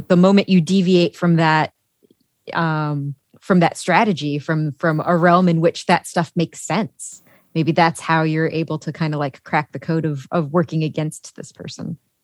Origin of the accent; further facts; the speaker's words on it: Chicago, Illinois, United States; I'm from Chicago